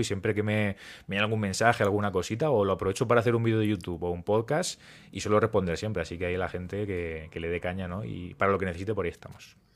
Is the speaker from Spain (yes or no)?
yes; Murcia, Region of Murcia, Spain; Yo soy de Murcia